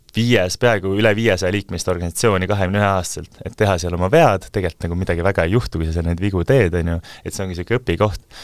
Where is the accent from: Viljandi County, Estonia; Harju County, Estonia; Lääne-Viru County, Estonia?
Harju County, Estonia; Kose-Uuemõisa; also born or lived in Munich, Germany / Tartu; now in Tallinn, Estonia; kui ma olin äh, seitsmeaastane, ma kolisin Saksamaalt tagasi, et me olime, isa, isa õppis Müncheni ülikoolis, siis me olime Äh, perega seal, ma kolisin tagasi Kose Uuemõisa